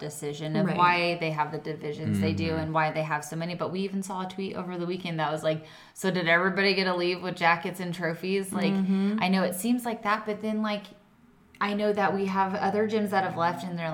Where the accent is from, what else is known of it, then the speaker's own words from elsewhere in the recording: Kansas, United States; we're from Kansas